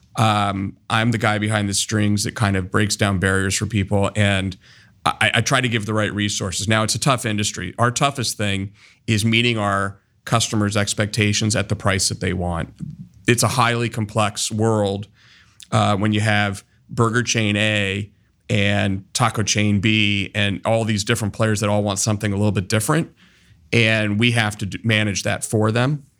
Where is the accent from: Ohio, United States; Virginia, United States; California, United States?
Ohio, United States; Columbus; I was born and raised here in Columbus